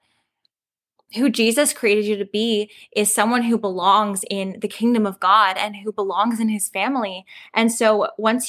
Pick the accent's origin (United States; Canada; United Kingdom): Canada; Calgary, Alberta; I'm from Calgary, Alberta